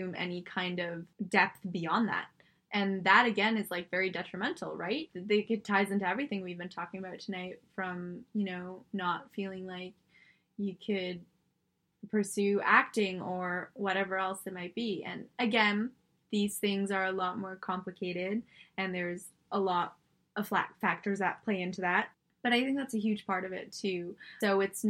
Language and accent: English; Singapore; moved away; I was born in Singapore. I'm Singaporean